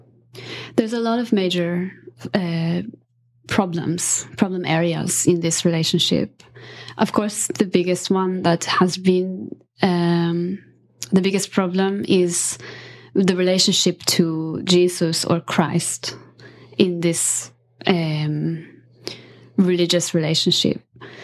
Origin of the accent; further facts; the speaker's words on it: Italy; Yeah. It was a matriarchy for sure.